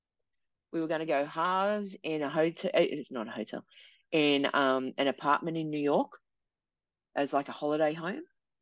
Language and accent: English; New South Wales, Australia; And I'm from New South Wales.